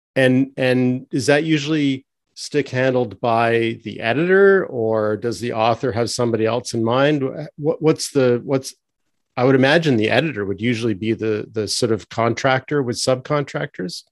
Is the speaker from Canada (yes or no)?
yes; Canada; also born or lived in between Toronto and cottage country; as a Canadian